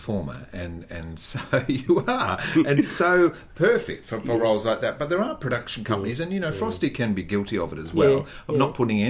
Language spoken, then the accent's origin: English; Victoria, Australia; I grew up in Victoria.